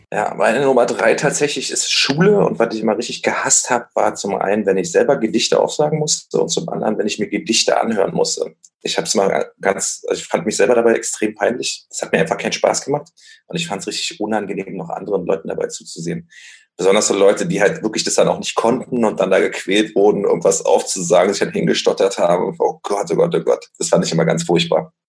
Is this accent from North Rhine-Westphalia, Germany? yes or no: no; Berlin, Germany; ich bin ja in Berlin aufgewachsen